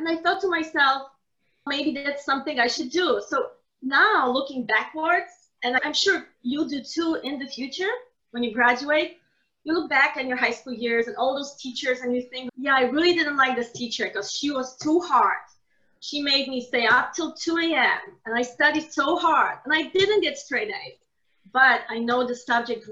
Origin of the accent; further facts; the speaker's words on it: Poland; moved away as an adult; I was born in Poland, so we studied in Poland